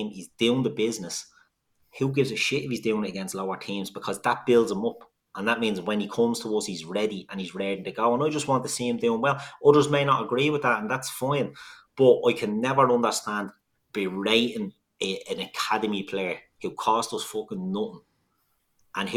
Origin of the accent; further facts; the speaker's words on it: Dublin, Leinster, Ireland; We're all from Dublin